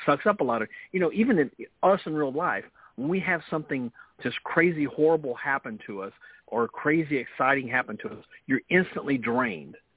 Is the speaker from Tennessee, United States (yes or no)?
yes; Memphis, Tennessee, United States; accent: Memphis Southern; my Memphis Southern accent